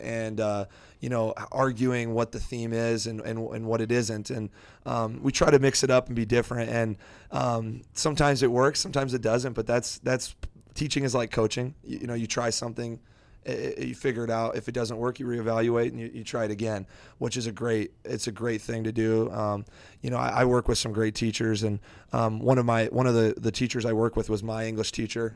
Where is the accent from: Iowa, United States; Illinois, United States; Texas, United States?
Iowa, United States; Iowa Falls; I'm from Iowa Falls.